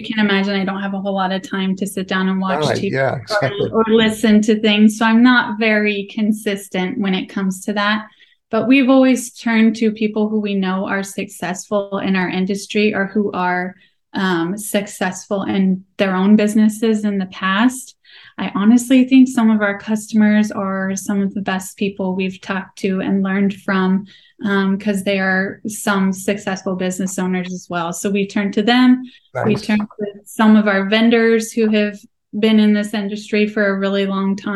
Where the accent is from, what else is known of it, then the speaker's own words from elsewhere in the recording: Nebraska, United States; I am born and raised in Nebraska, and I'm darn proud of it